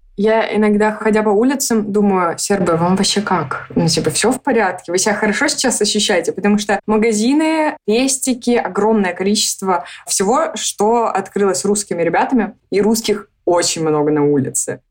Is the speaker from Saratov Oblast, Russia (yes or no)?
no; Moscow, Russia; moved away as an adult; now in Belgrade, Serbia; Мы из Москвы